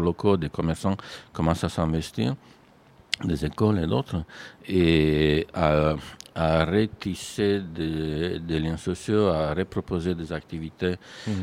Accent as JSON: {"language": "French", "country": "Romania", "moved": "as an adult", "lives_now": "France", "said": "je viens d'un pays où la pratique d'architecture n'était pas du tout comme ça"}